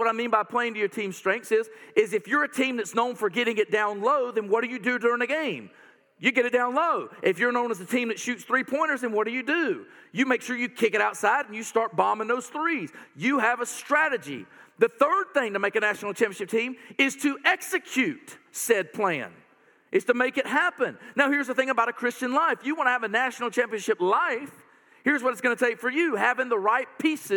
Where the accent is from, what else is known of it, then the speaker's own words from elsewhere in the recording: North Carolina, United States; I'm from North Carolina